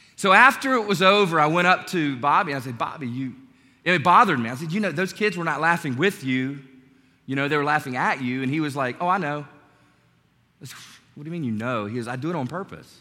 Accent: North Carolina, United States; My youth pastor growing up in North Carolina

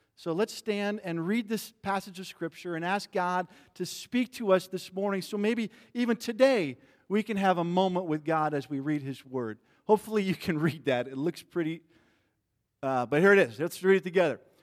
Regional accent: Midwest, United States; I grew up in the Midwest

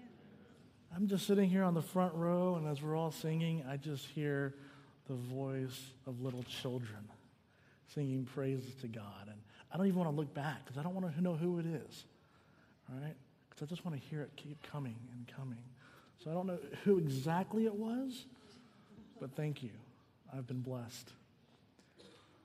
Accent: the South, United States; moved away as an adult; also born or lived in Southern California; now in California, United States; I grew up in the South

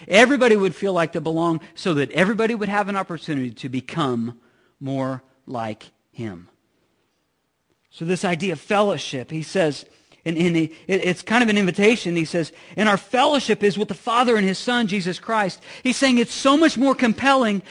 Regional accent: Midwest, United States; I'm from the Midwest

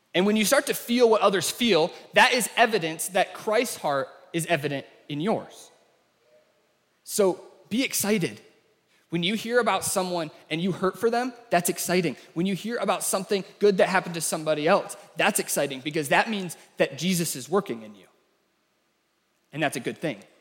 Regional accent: United States; the way that we talk as Americans

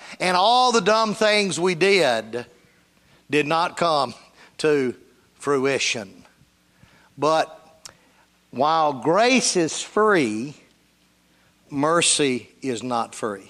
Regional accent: Union City, Tennessee, United States; I was raised in Union City, Tennessee.

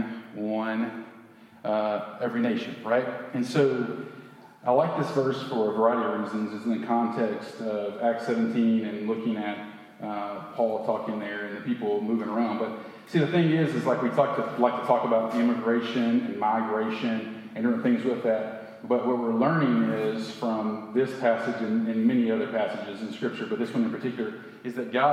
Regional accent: United States; I'm from the United States.

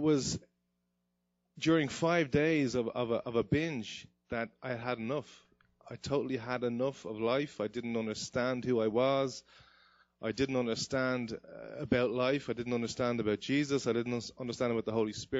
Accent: Dublin, Leinster, Ireland; moved away; I grew up in Dublin, Ireland

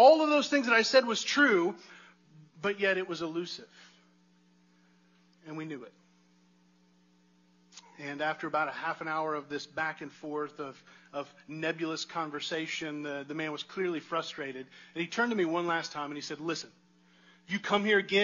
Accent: United States; I'm an American

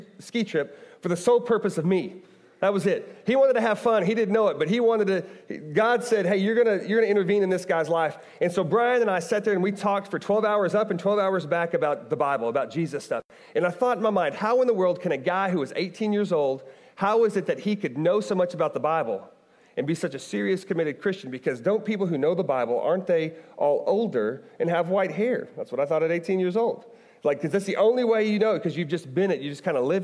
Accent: Bartlesville, Oklahoma, United States; moved away as an adult; also born or lived in Owensboro, Kentucky; now in Kentucky, United States; I grew up in Oklahoma.

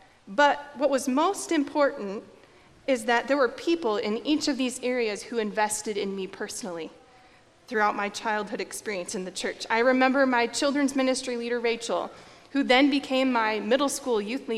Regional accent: Norwalk, Iowa, United States; So I grew up in Norwalk, Iowa. I went to New Life Lutheran Church there, and I was born there, baptized there, confirmed there. I graduated from there, so I spent my entire childhood and youth

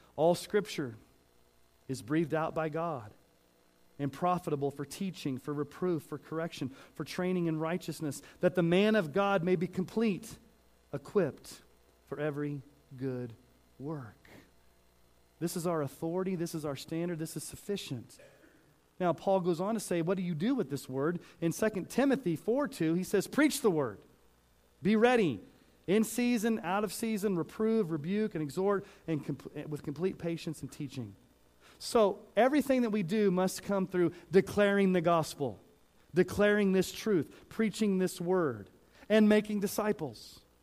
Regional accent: Texas, United States; now in Colorado, United States; I grew up saying y'all because I grew up in Texas and sometimes it still comes out

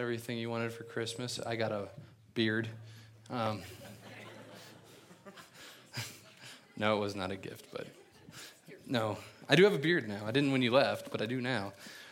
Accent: Cincinnati, Ohio, United States; I'm from Cincinnati

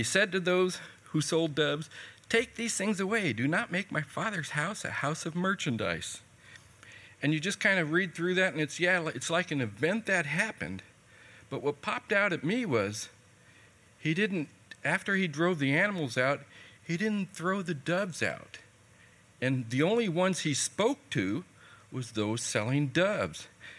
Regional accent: California, United States; moved away; also born or lived in Missouri; About 3 years ago, I moved here from Missouri. I did 20 years in Missouri. I originally come from California, and I had to learn the language there.

